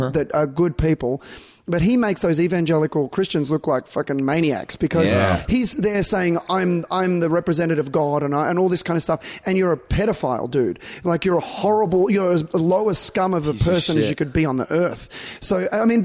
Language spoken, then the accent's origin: English; Australia; I'm not American being Australian